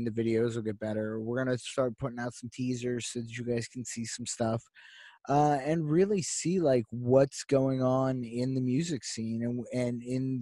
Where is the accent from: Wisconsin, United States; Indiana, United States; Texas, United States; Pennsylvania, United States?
Pennsylvania, United States; Pittsburgh; we're from Pittsburgh. We're from Pittsburgh, PA. We love our town